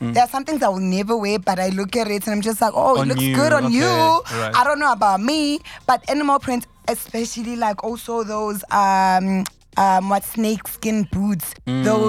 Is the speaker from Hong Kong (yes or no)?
no; Richards Bay, KwaZulu-Natal, South Africa; I'm from Richard's Bay.